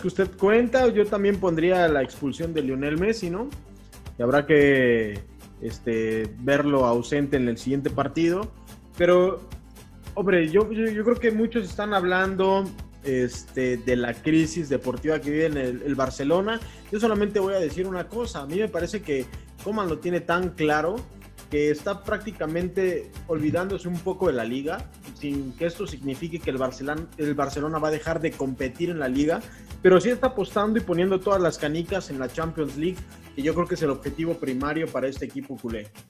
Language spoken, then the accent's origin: Spanish; Mexico City, Mexico; now in Querétaro, Mexico; soy de CDMX